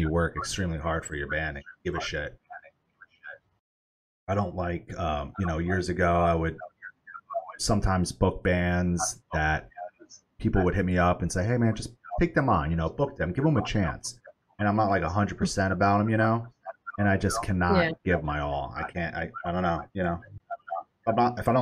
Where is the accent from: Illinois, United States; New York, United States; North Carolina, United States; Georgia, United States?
New York, United States; moved away; I'm from New York originally